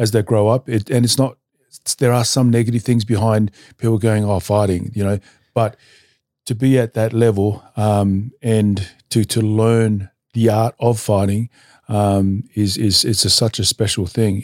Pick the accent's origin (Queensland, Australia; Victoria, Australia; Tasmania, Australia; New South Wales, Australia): New South Wales, Australia; Newcastle; also born or lived in Tonga; I grew up in Newcastle, New South Wales